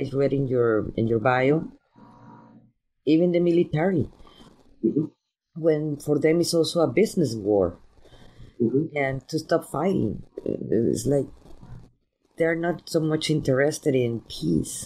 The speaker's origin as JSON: {"language": "English", "country": "Mexico", "tie": "born or raised there", "moved": "yes", "lives_now": "United States", "said": "I grew up in Mexico"}